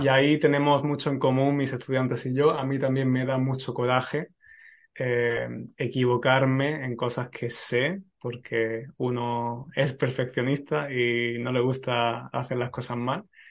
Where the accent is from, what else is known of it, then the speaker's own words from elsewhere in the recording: Spain; lo que somos los españoles